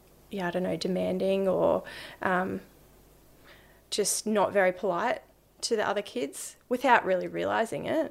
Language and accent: English; Brisbane, Queensland, Australia; Yeah, I grew up in Brisbane. Grew up on the north side.